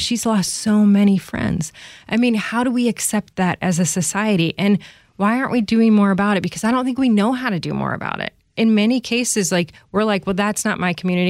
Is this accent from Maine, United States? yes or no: no; Chicago, Illinois, United States; also born or lived in Pennsylvania; I grew up in the Chicago area.